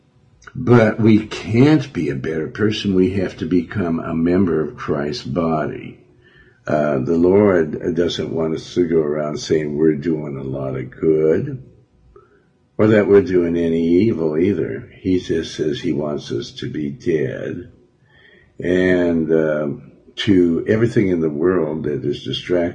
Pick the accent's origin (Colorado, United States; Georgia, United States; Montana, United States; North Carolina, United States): Montana, United States; Billings; I'm from Montana